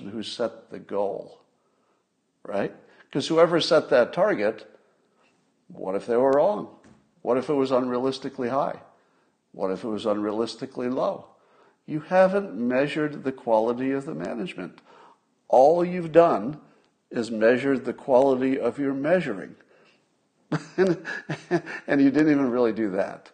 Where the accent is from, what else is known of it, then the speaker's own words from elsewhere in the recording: United States; I'm so American